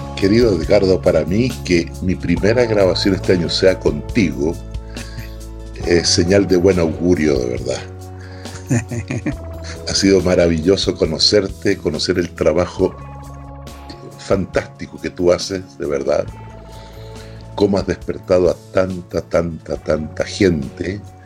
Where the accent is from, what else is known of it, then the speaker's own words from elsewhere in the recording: Chile; moved away; terminé 15 años sin volver a Chile